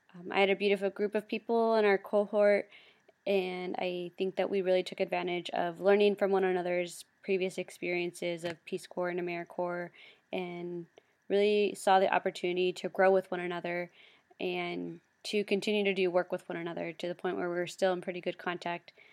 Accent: Bloomington, Illinois, United States; moved away as an adult; also born or lived in Peru; now in North Dakota, United States; I'm from Bloomington, Normal, which is where I S U is located

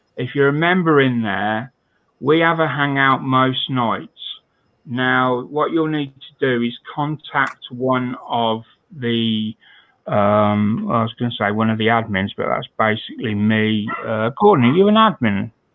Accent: United Kingdom; I'm British

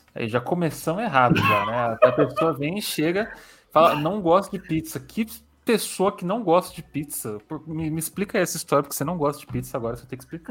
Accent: São Paulo, Brazil; eu sou de São Paulo

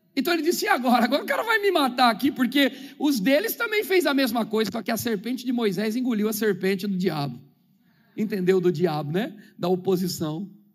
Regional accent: São Paulo, Brazil; eu nasci na Vila Zate, perto do Morro da Pinga, Zona Oeste de São Paulo. Falava gíria, só ouvia rap nacional e coisas lá. Eu vivi aquela vida lá dentro do gueto

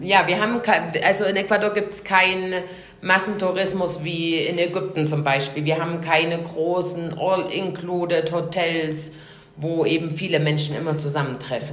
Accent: Germany; wir als Deutsche

